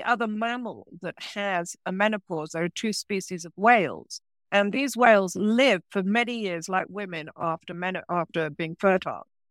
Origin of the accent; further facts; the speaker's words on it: England, United Kingdom; moved away; also born or lived in France; I actually was born in England, but I, I spent twenty-five years in France, in rural France